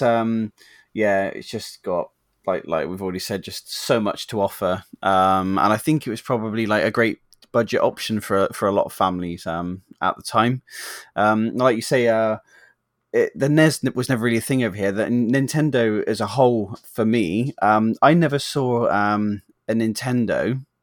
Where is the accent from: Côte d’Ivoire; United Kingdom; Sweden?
United Kingdom; England; we're English